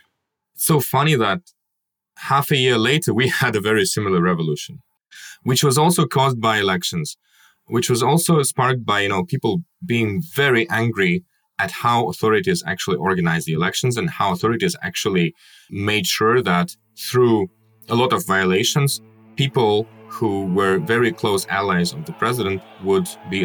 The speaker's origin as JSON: {"language": "English", "country": "Kyrgyzstan", "said": "I'm a journalist from Kyrgyzstan."}